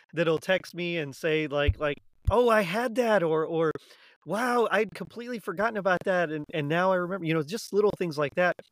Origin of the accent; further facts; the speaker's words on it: South Texas, United States; also born or lived in Houston, Texas / Arlington, Texas; I'm from Texas. I was South Texas